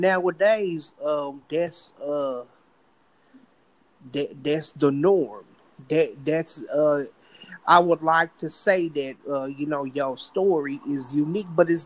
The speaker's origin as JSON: {"language": "English", "town": "Compton", "region": "California", "country": "United States", "said": "I'm from Compton, California"}